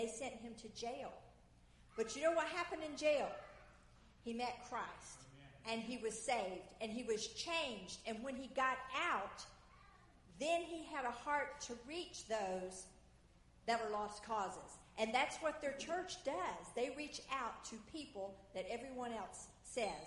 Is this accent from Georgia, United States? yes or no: yes; South Georgia, United States; moved away as an adult; I was raised in South Georgia.